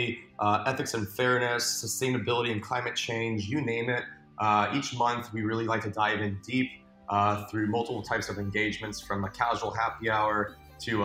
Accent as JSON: {"language": "English", "town": "Los Angeles", "region": "California", "country": "United States", "tie": "born or raised there", "said": "I'm born and raised in Los Angeles. I'm actually a third generation. So I've also never lived anywhere else."}